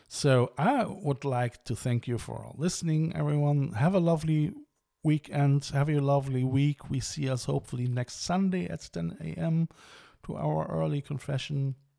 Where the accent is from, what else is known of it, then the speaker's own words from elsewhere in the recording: Germany; I mean I'm German. I'm coming from the River Rhine